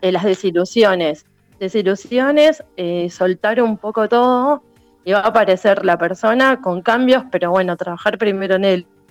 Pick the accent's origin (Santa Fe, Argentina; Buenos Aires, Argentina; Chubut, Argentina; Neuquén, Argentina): Buenos Aires, Argentina; soy de Buenos Aires, de Capital Federal